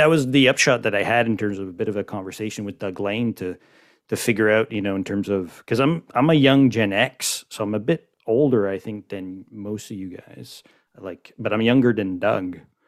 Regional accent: Montreal, Quebec, Canada; born and raised in Montreal.

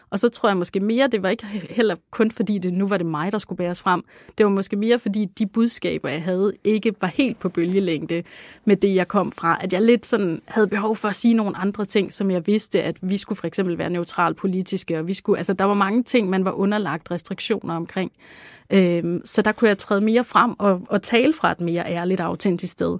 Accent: Langeland, Southern Denmark, Denmark; vokse op på Langeland, og hvor jeg voksede op i sådan et sådan lidt, øh, hippieagtigt hjem

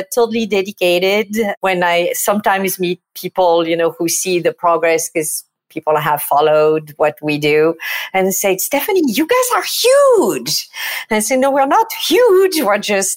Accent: Provence-Alpes-Côte d'Azur, France; accent: French; English is a second language; moved away as an adult; now in New York City, United States; As you can tell from my accent, I am not exactly from New York City. I'm from France and from the south of France, from Provence.

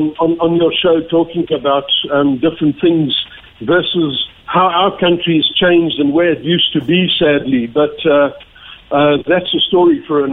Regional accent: South Africa; And being in South Africa, being in Ireland and being in South African

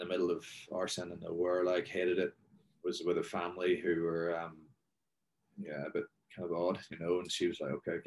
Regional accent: Northern Ireland, United Kingdom; moved away as an adult; also born or lived in Northampton / Belfast; now in Texas, United States; Northern Ireland's a great country. It'll always be home to me anyway.

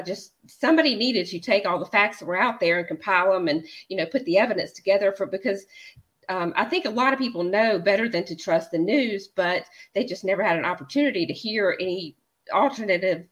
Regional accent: the American South, United States; I'm a Southerner and I'm a Christian

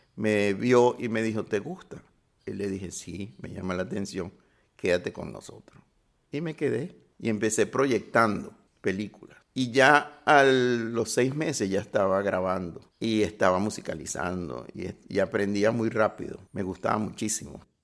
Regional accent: Caracas, Capital District, Venezuela; nací en La Pastora

